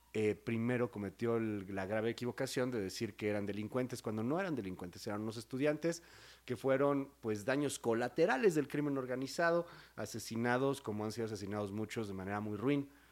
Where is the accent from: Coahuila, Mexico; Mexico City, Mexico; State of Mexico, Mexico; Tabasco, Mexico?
Mexico City, Mexico; moved away as an adult; also born or lived in Querétaro; soy de la Ciudad de México, pero viví mucho tiempo en Querétaro.